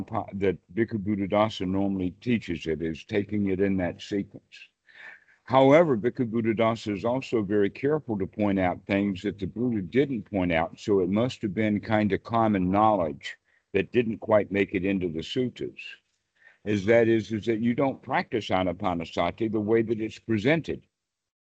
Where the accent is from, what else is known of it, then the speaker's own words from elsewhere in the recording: Deep South, United States; moved away; also born or lived in Oklahoma / Texas / South Carolina / North Carolina; I was actually raised in the Deep South myself, as you can tell from my accent